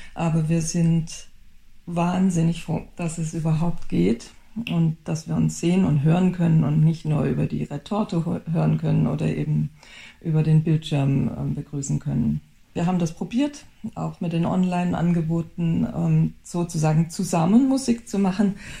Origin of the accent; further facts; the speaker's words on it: Baden-Württemberg, Germany; now in Düsseldorf, Germany; ich komme aus Südbaden